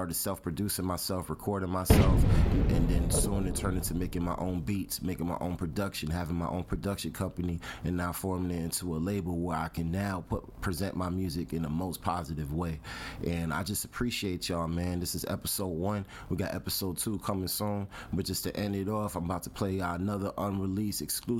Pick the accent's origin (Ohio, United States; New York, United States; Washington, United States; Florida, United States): New York, United States; New York City; now in Atlanta, United States; I'm from the Bronx. I came over to Atlanta, Georgia in 2010.